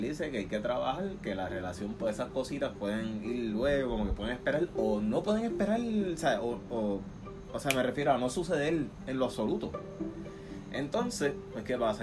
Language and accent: Spanish; Puerto Rico; moved away; nosotros boricuas o sea, nosotros valoramos esos momentos, nosotros estamos criados en una cultura que se celebra Nochebuena en familia